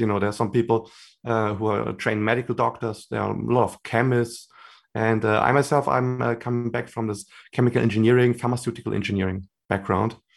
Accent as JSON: {"language": "English", "country": "Germany", "said": "I'm from Germany originally, and I'm also based now in Germany."}